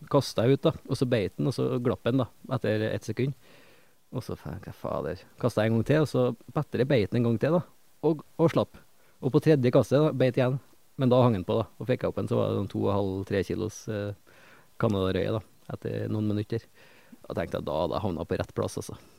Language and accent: Norwegian; Trøndelag, Norway; jeg skjemmes jo litt som trønder